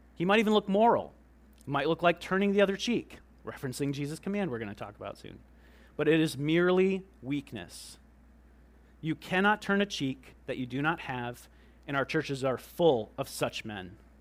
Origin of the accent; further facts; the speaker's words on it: United States; we're Americans